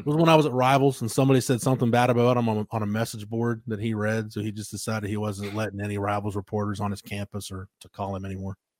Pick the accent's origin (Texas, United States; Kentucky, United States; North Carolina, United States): Texas, United States; Florence; it was my hometown. I just ran my own paper